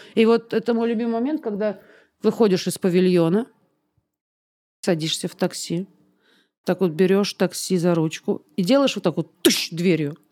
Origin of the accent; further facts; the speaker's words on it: Barnaul, Altai Krai, Russia; now in Moscow, Russia; тебе же возвращаться в Барнаул еще